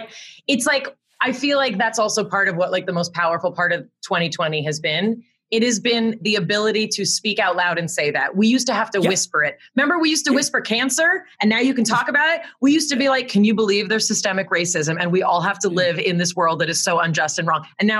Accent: Connecticut, United States; I don't have a great story of like, here, I came from Connecticut. Like, no one was coming from Connecticut.

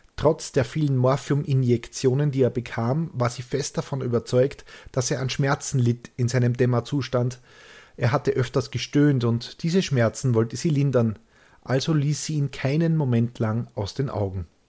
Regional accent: Austria; so sind wir Österreicher.

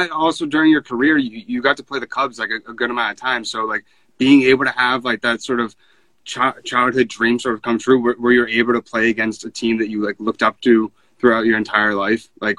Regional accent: New England, New Hampshire, United States; I grew up in New England, so, like, I'm in New Hampshire

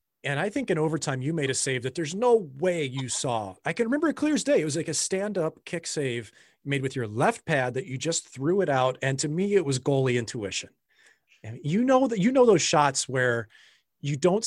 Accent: St. Louis, Missouri, United States; with the St. Louis Blues again in my hometown

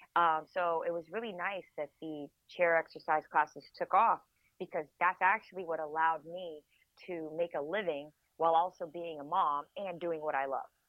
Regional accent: United States; I'm from the United States

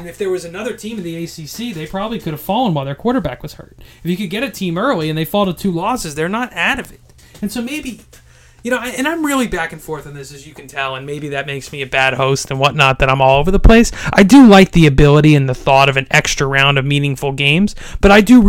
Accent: Boston, Massachusetts, United States; I'm from Boston

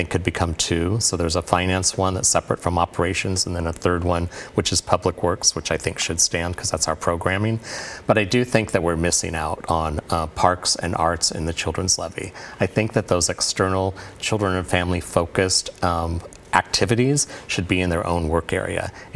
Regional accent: Portland, Oregon, United States; my service to my hometown.

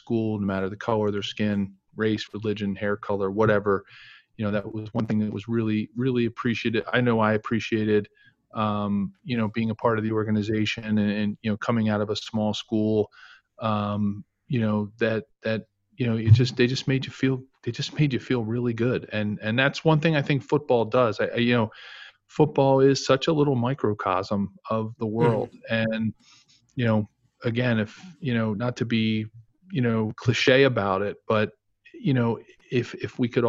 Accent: Ridley Township, Pennsylvania, United States; also born or lived in South Philadelphia; after we moved out of South Philadelphia, I grew up in Delaware County in Ridley Township outside of Philadelphia near the airport

